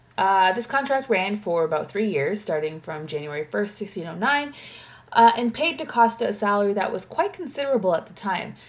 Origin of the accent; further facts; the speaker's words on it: Canada; as a Canadian living in Canada